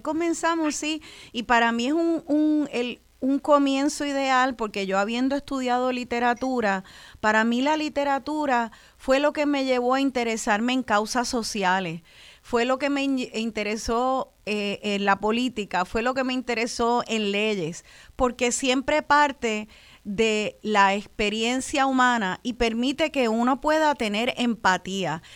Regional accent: Puerto Rico

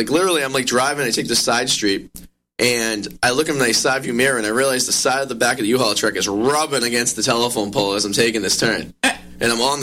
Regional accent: Revere, Massachusetts, United States; I'm from Revere. Revere's like Staten Island.

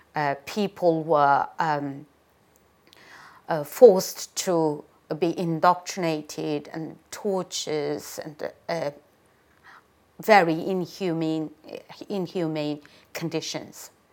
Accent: Ghulja, Xinjiang, China; moved away as an adult; now in United Kingdom; I am from Gulja, uh, a northern part of East Turkestan, bordering Kazakhstan

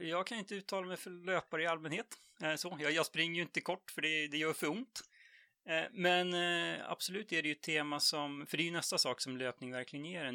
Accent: Jämtland, Sweden; moved away as an adult; now in Stockholm, Sweden; född och uppvuxen i Jämtland egentligen, men eh, bor sedan 20 år tillbaks i Stockholm.

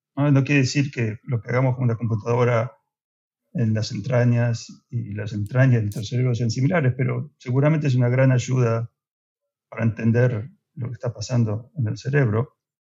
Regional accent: Argentina; moved away; soy soy de Argentina

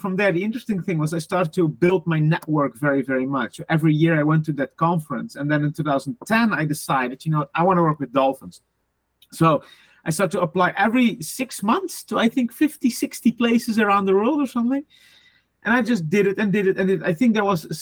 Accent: Netherlands; English is a second language; moved away; also born or lived in Sweden; I'm from the Netherlands, and I started in 2005 with my zoo career in almost the middle of the Netherlands

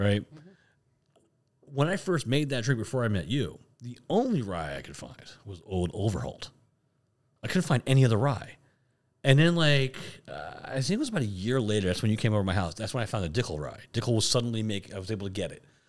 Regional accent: Florida, United States; we're from Florida

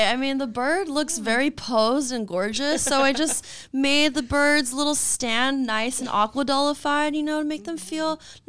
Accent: La Mirada, California, United States; I'm from La Mirada, California.

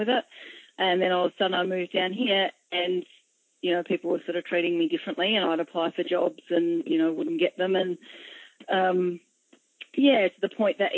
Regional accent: Adelaide, South Australia, Australia; also born or lived in Wallaroo, South Australia; I grew up firstly in Adelaide in South Australia, probably until about grade six

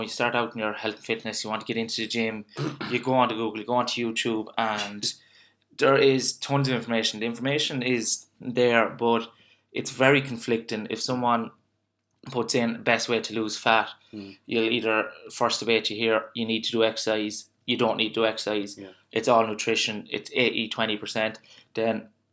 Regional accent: Ireland; as Irish people, and you know yourself, we're a nation of complainers and not doers.

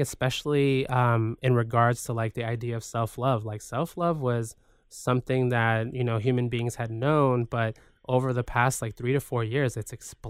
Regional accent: Guayaquil, Guayas, Ecuador; So I like being reminded of, you know, where I come from Guayaquil.

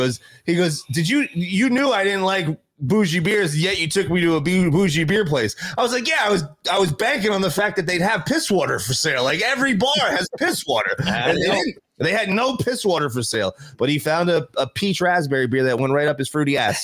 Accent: New York City, New York, United States; We're both Yankees from the Bronx.

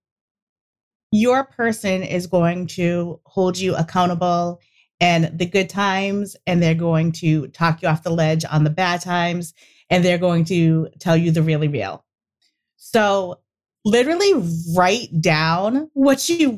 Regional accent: New England, United States; we're from New England. And again, it's crackers. Sometimes it comes out as crackers. No one knows what we're saying half the time

